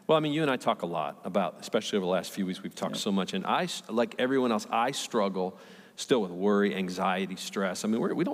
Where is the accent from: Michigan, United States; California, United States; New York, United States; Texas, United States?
Michigan, United States; Redford; I grew up right outside Detroit, Michigan, little tiny city, Redford. I lived in a little tiny house